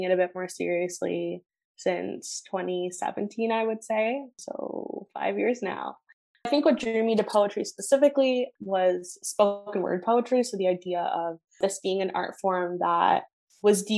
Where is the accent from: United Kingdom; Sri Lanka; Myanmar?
Sri Lanka; I'm South Asian. I'm Tamil specifically. I'm from Sri Lanka.